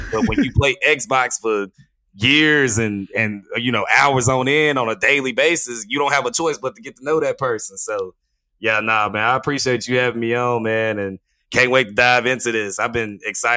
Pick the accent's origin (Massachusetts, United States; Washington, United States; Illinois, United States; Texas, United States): Texas, United States; Terrell; I grew up in Terrell